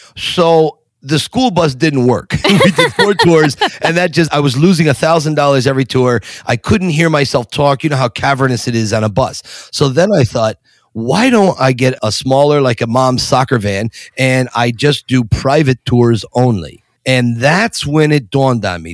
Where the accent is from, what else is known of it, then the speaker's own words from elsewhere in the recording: Scranton, Pennsylvania, United States; also born or lived in Harrisburg, Pennsylvania; now in Philadelphia, United States; I was born and raised in Scranton, Pennsylvania. Lived there uh, for until I was about 35